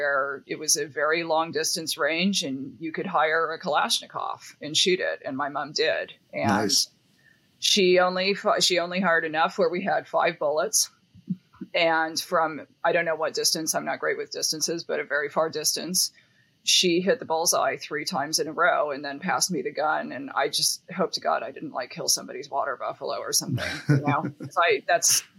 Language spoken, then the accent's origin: English; Seattle, Washington, United States; I grew up like in Western Washington State, like in Seattle